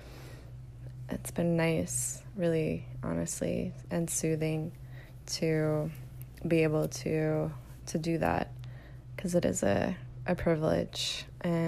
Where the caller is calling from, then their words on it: Austin, Texas, United States; I'm calling from Austin, Texas